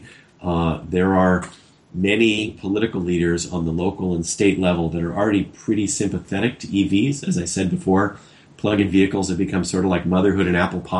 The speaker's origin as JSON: {"language": "English", "town": "Los Angeles", "region": "California", "country": "United States", "tie": "born or raised there", "said": "my hometown of Los Angeles"}